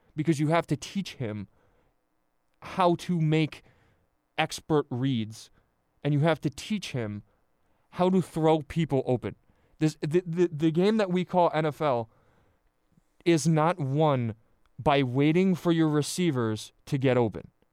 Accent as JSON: {"language": "English", "region": "central New Jersey", "country": "United States", "tie": "born or raised there", "said": "I, I grew up in New Jersey, central New Jersey"}